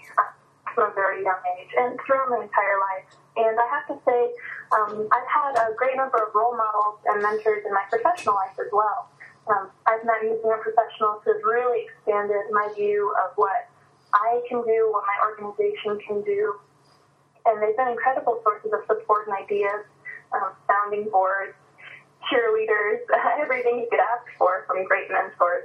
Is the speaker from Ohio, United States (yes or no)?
yes; Kanton, Ohio, United States; I grew up in a small town in northwest Ohio called Canton, Ohio, not to be confused with Canton, which is the home of the Football Hall of Fame, but Canton with a K.